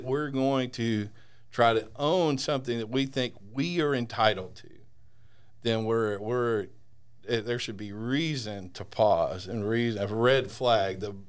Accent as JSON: {"language": "English", "region": "Texas", "country": "United States", "said": "Hey, I'm from Texas, and I was a Razorback fan all my life."}